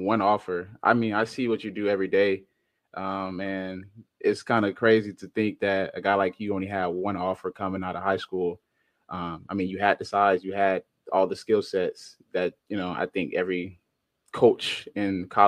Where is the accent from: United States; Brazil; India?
United States; Miami, Florida; moved away; I came from Miami, which is totally different from where you came from.